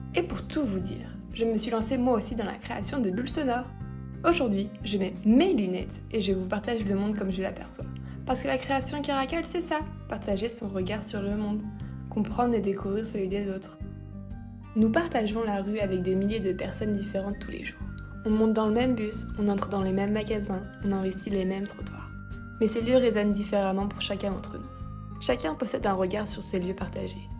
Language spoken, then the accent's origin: French; Lyon, Auvergne-Rhône-Alpes, France; now in Paris, France; Je suis originaire de Lyon